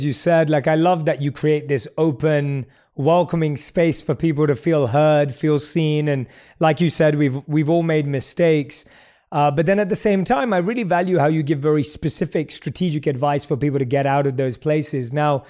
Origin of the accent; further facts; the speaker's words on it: London, United Kingdom; moved away as an adult; now in United States; And so when I moved to the United States from London and I went to buy a car